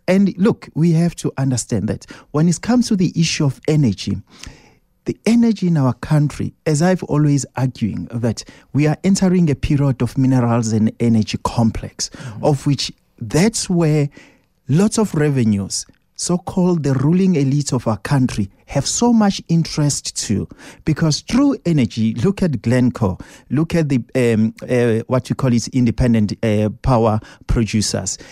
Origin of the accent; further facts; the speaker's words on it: South Africa; we're South African citizens